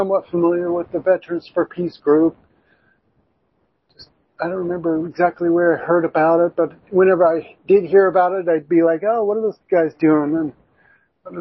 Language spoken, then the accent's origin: English; Albany, Oregon, United States; I'm from Albany area in the valley